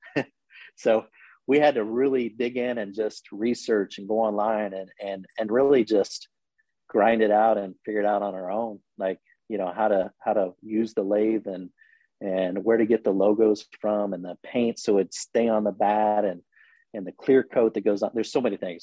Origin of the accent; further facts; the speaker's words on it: Logansport, Indiana, United States; moved away as an adult; now in Indianapolis, United States; I grew up in Logansport, Indiana